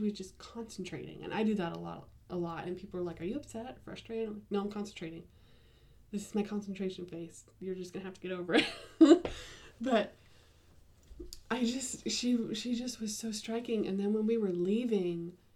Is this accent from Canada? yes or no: no; United States; being an American and a Westerner